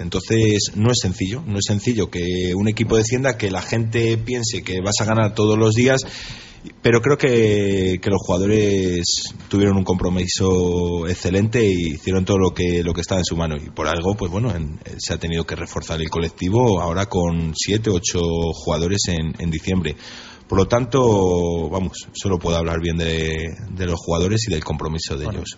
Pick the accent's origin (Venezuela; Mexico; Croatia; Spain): Spain; Valladolid, Castile and León; also born or lived in Salamanca; nacer nací en Salamanca, pero he vivido de, bueno, desde, desde, siempre en Valladolid. Me considero vallisoletano